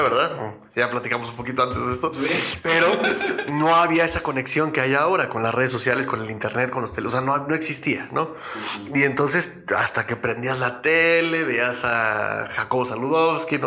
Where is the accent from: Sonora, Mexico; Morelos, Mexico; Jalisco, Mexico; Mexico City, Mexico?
Mexico City, Mexico; nací en la Ciudad de México